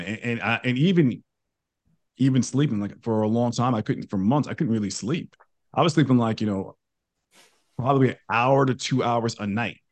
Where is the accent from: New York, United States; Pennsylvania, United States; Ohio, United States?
New York, United States; moved away as an adult; now in Texas, United States; I grew up in New York. I'm a born and raised New Yorker. I, I, I live in Texas now